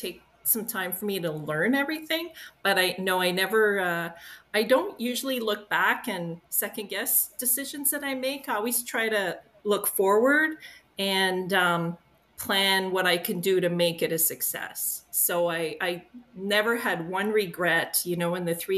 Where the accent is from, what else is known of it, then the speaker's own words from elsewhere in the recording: Aylmer, Quebec, Canada; I grew up in Aylmer on the Quebec side.